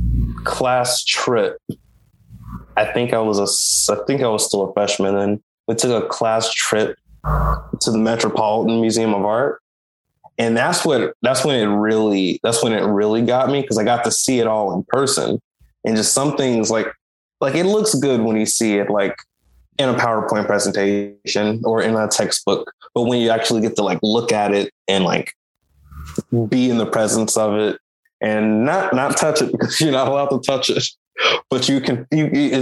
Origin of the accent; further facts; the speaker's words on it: Jackson, Mississippi, United States; also born or lived in New York; I grew up in Jackson, Mississippi, pretty much my whole life. I don't think I was technically born here, but all of my schooling was done here